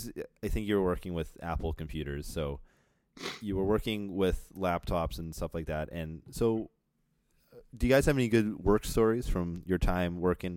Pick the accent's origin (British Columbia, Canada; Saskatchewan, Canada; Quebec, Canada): Saskatchewan, Canada; born there; also born or lived in Ladysmith; I was born in Saskatchewan. Then I moved to Ladysmith and here I am.